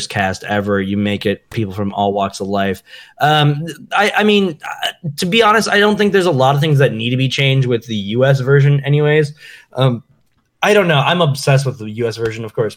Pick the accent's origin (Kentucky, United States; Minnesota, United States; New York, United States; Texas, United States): Minnesota, United States; I'm from Minnesota